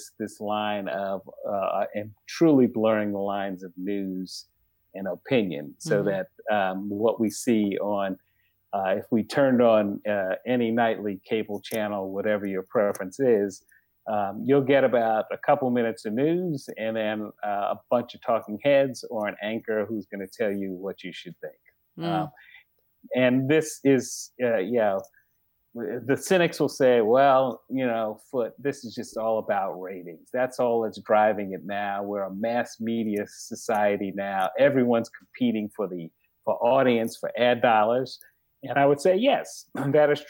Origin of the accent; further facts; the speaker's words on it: New York City, New York, United States; growing up in Bed-Stuy, there were only a couple stores